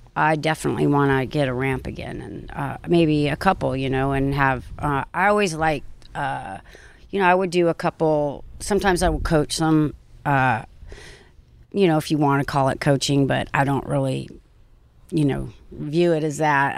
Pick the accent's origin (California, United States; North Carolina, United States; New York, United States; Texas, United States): California, United States; Orange County; I grew up in Orange County